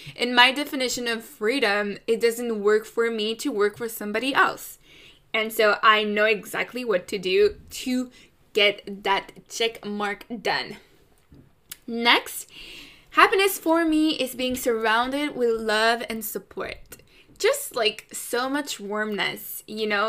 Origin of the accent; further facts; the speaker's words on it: Canada; I'm Canadian